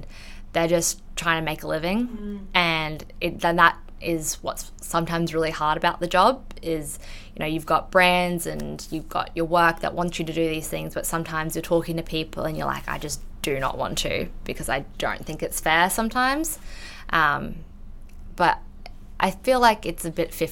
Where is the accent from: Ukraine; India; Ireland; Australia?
Australia; first language English; I'm full English speaker, I was born in Australia